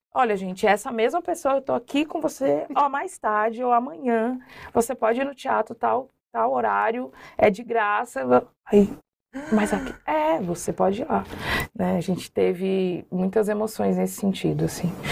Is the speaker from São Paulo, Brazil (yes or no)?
no; Brasília, Federal District, Brazil; moved away as an adult; also born or lived in Minas Gerais / Curitiba; eu fui criada na nas comunidades ali em Brasília, né, na Chaparral, que é uma divisa da Ceilândia com Taguatinga Norte, QNL.